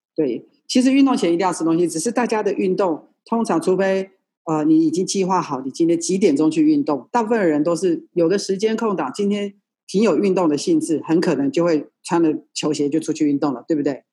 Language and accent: Chinese; Taiwan; 我们在眷村长大的孩子，哦，我们的眷村里面有什么篮球国手啦，还有那个什么，呃，棒球国手